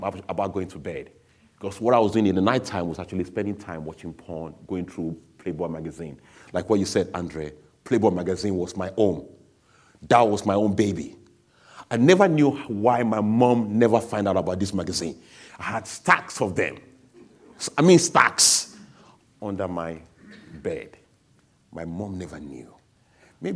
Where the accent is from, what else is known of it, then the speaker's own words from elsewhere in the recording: Nigeria; now in England, United Kingdom; I was born in England, but I grew up in Nigeria